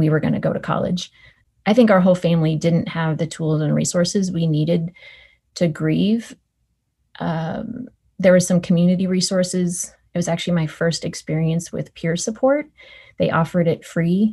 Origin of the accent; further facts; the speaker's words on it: Northern California, United States; I grew up in Northern California with two parents